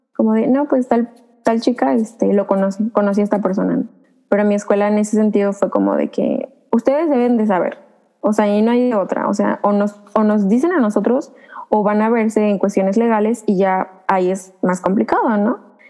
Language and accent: Spanish; Veracruz, Mexico; soy del estado de Veracruz